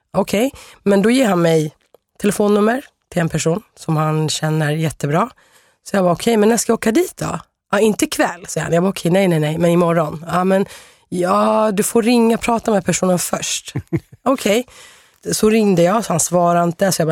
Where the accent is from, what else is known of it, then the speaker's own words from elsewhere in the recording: Sweden; jag är här eh, från Sverige.